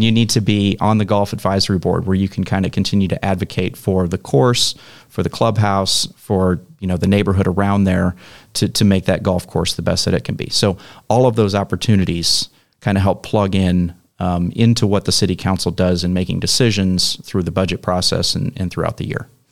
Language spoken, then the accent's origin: English; Mesquite, Texas, United States; moved away as an adult; also born or lived in Arlington; now in Rowlett, United States; I came from Mesquite originally. That's where I grew up.